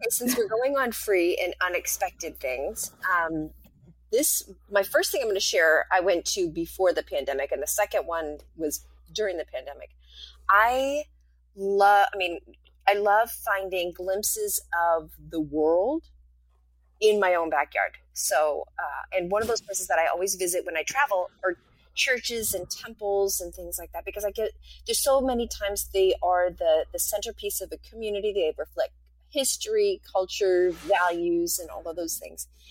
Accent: rural New Hampshire, United States; moved away; I grew up in in New, rural New Hampshire

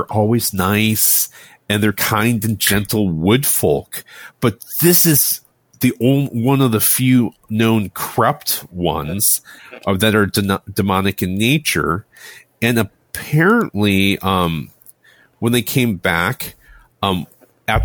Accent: United States; My family is Taiwanese, but I didn't grow up in Taiwan. I was born and raised in the United States

